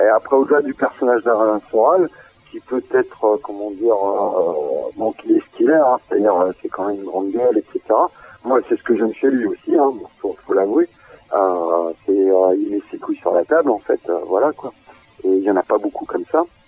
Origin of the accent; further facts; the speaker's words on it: Vendée, Pays de la Loire, France; moved away; also born or lived in Nantes; je suis originaire de Vendée, j'ai vécu principalement à Nantes et j'ai remigré euh, en Vendée